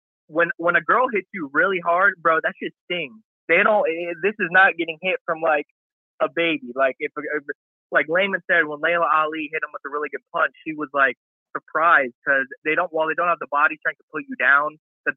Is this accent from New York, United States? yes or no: no; Carmel, Indiana, United States; I'm from Carmel, Indiana. That's where I'm from.